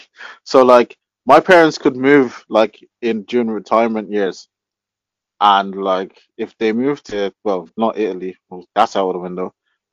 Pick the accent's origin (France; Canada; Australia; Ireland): Ireland; Dublin, Leinster; now in London, United Kingdom; I was born to Ghanaian dad, Nigerian mom. I was born in London. I grew up in Dublin. And I'm back in London